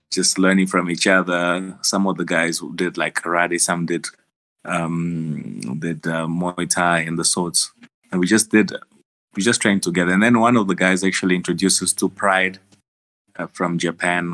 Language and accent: English; South Africa; born or raised there; also born or lived in Angola